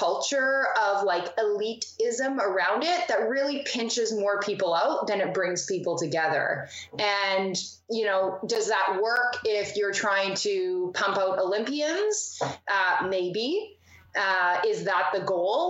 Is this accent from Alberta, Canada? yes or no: no; Manitoba, Canada; moved away as an adult; now in Ontario, Canada; before I moved to Ontario, like, I'm originally from Manitoba